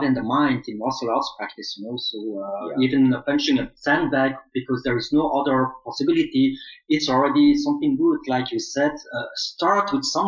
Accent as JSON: {"language": "English", "region": "Flanders", "country": "Belgium", "tie": "born or raised there", "also_born_or_lived": "Seoul, South Korea", "first_language": "Flemish", "second_language": "English", "said": "I was born in Seoul, South Korea, adopted in Belgium when I was very young"}